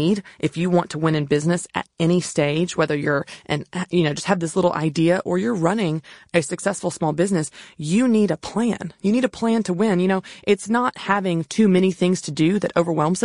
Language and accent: English; the South, United States; also born or lived in Tennessee; I wasn't raised on a farm, even though I grew up in the South